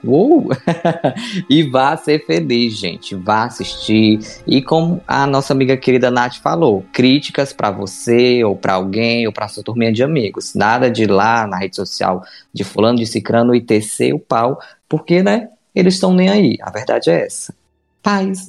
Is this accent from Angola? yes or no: no; Mexico; Portuguese is a second language; moved away as an adult; now in Brazil; no meu país de origem, né, do México, eu sou mexicano, mas eu vim pro Brasil há, há, uns 12 anos, mais ou menos